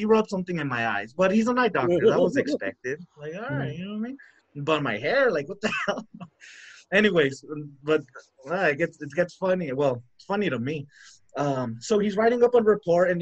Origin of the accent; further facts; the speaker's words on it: El Paso, Texas, United States; I'm from El Paso, right? The border town